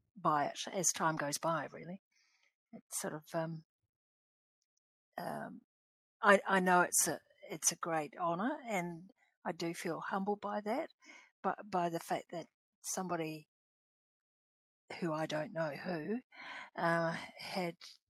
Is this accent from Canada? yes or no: no; Napier, Hawke's Bay, New Zealand; moved away; also born or lived in Nauru; born and raised in Napier, which is not my tribal area.